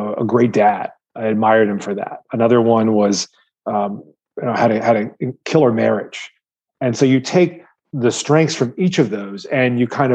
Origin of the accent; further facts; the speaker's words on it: Midwest, United States; I grew up in the Midwest where protein was synonymous with animal protein